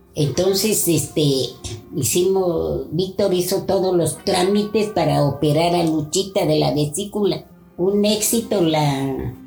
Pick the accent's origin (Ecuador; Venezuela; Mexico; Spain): Mexico; Toluca, State of Mexico; soy de Toluca